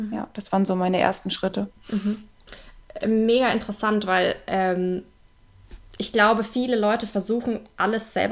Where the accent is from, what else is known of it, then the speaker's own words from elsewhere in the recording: Bavaria, Germany; weil ich komme aus Bayern, also aus Franken